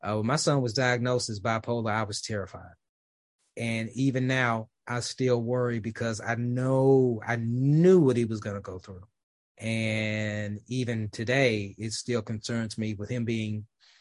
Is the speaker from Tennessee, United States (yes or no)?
yes; Memphis, Tennessee, United States; now in Dallas, United States; my hometown of Memphis, even though I live in Dallas